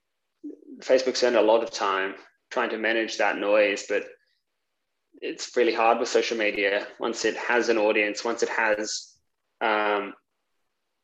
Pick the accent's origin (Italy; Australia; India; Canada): Australia; I come from Australia